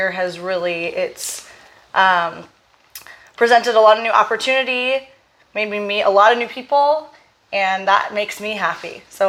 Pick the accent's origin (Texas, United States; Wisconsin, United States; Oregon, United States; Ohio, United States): Oregon, United States; Portland; moved away as an adult; So I'm from Portland, Oregon, born and raised. And I was there until I moved here. I never really left Oregon other than college, but I don't really count that because I went to Corvallis and it's about an hour and a half south of Portland.